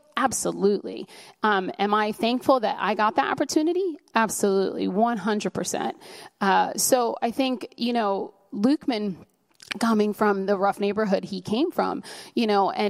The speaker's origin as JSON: {"language": "English", "town": "New York City", "region": "New York", "country": "United States", "said": "You know, I mean, we're from New York City. I've been to Fifth Avenue. We go to the fancy places and people look at us like, oh, can you honestly afford to be here?"}